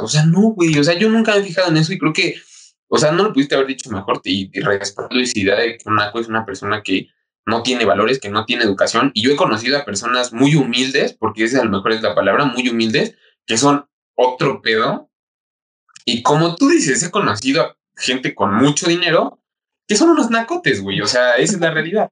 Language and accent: Spanish; Mexico; como mexicanos o como pueblo mexicano